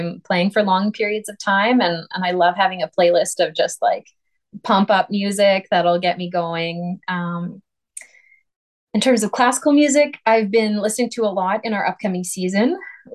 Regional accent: Saskatoon, Saskatchewan, Canada; moved away as an adult; I couldn't have gotten a job as principal flute in my hometown

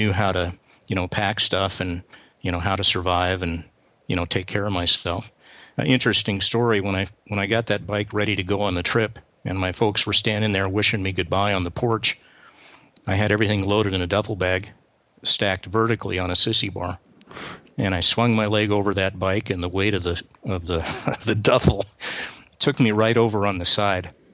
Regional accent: Southern California, United States; moved away; also born or lived in Montana; we moved from Southern California to Montana

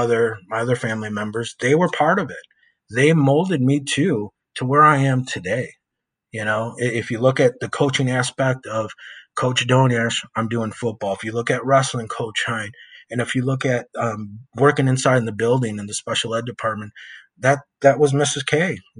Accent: West Chicago, Illinois, United States; moved away; I'm from West Chicago. You know, I lived there for, I think, 30 something years, almost 40 years of my life. And I know what it was like to grow up in that town

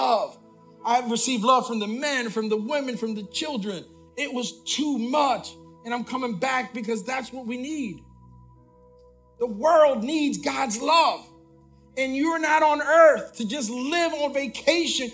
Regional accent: Puerto Rico; I'm Puerto Rican. I was born in Puerto Rico.

